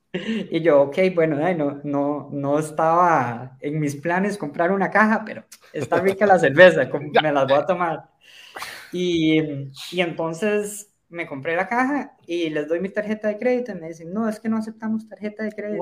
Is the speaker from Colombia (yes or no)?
no; Costa Rica; Yo soy de Costa Rica